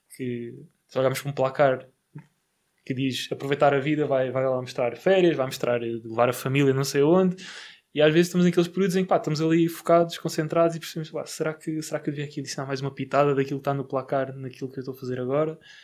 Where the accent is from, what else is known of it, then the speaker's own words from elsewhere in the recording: Barreiro, Setúbal, Portugal; sou do Barreiro